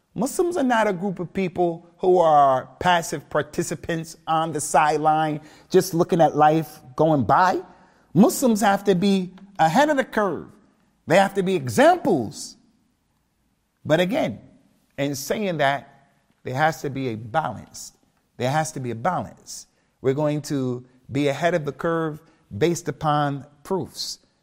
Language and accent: English; United States; moved away; also born or lived in Birmingham, United Kingdom / Keighley, United Kingdom / Liverpool, United Kingdom; me being African American